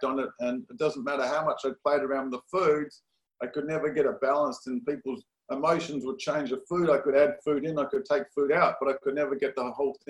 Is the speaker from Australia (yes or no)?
yes; Perth, Western Australia, Australia; moved away as an adult; also born or lived in San Diego, United States; now in Los Angeles, United States; Australia, Perth, Australia. My father was born, both parents actually born in Australia, so I was second generation Australian